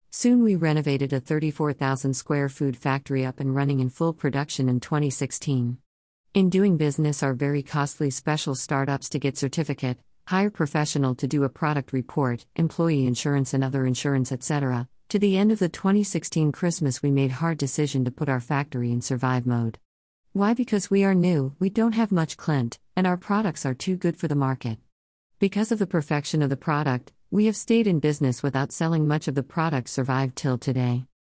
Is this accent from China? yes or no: yes; China; English is a second language; moved away as an adult; also born or lived in Shanghai, China / Germany; now in Alexandria, Virginia, United States; I born in China